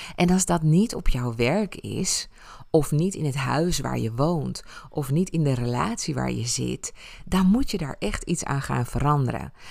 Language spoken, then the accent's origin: Dutch; Ibiza, Balearic Islands, Spain; moved away; mijn jeugd op Ibiza